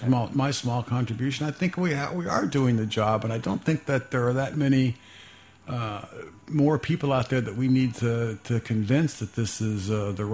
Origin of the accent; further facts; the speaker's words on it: Fairborn, Ohio, United States; I grew up in Fairborn, Ohio